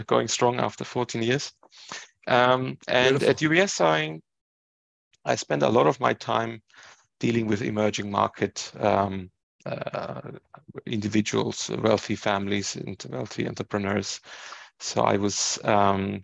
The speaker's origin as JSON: {"language": "English", "town": "Ingolstadt", "region": "Bavaria", "country": "Germany", "tie": "born or raised there", "moved": "as an adult", "lives_now": "United Kingdom", "said": "I was born and raised in Germany. My parents came to Germany to study and met there, and then they just stayed there. I grew up in a small Bavarian town. In Ingolstadt"}